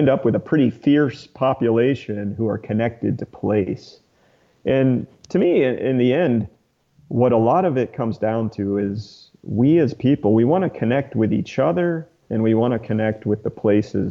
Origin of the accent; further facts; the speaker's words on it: Atlanta, Georgia, United States; I grew up outside Atlanta.